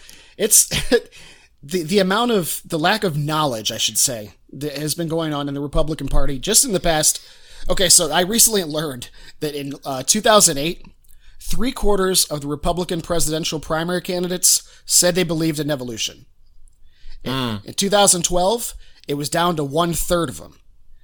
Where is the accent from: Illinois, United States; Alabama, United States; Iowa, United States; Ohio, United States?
Ohio, United States; rural; moved away; most of my hometown, you know, it's a complete echo chamber.